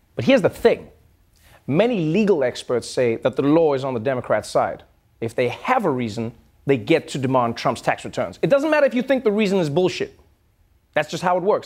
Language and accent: English; South Africa; as a South African